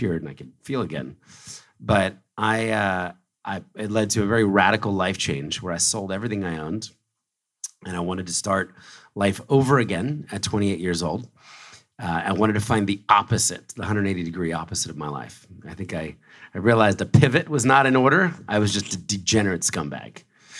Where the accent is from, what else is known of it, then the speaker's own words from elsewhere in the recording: Philadelphia, Pennsylvania, United States; moved away as an adult; also born or lived in New York City; I was born in Philadelphia, raised in a very conservative Christian family